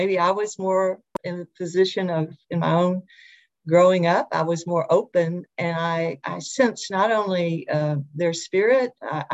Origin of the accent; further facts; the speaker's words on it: Little Rock, Arkansas, United States; I grew up here in Little Rock